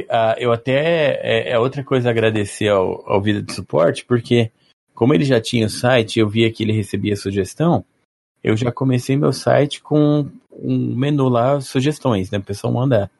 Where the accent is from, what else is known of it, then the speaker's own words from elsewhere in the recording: Maringá, Paraná, Brazil; also born or lived in São Paulo; Eu sou de Maringá. Ah, nasci em São Paulo, vim quando era criança